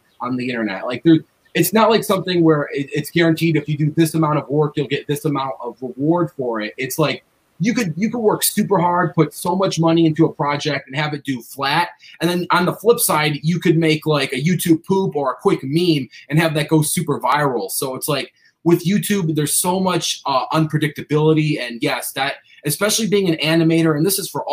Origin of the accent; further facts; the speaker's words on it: Cleveland, Ohio, United States; I grew up in Cleveland, so I'm like a diehard Cavaliers fan